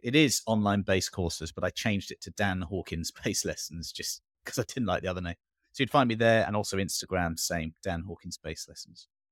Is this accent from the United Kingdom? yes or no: yes; England, United Kingdom; moved away; also born or lived in Singapore; born and brought up in England